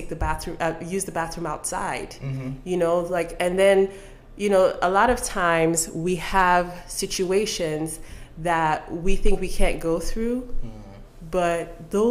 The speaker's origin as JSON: {"language": "English", "town": "Port Harcourt", "region": "Rivers State", "country": "Nigeria", "tie": "born or raised there", "also_born_or_lived": "Delta State, Nigeria", "moved": "yes", "lives_now": "Dallas, United States", "said": "I grew up in Port Harcourt, Nigeria, on Uniport campus"}